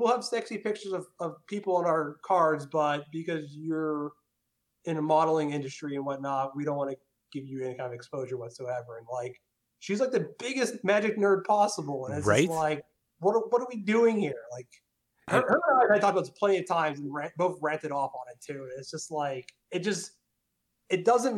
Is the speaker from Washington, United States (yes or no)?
no; Pittsburgh, Pennsylvania, United States; I'm from Pittsburgh